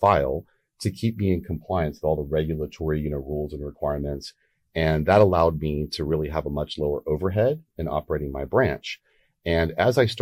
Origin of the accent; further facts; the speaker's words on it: Texas, United States; I'm from Texas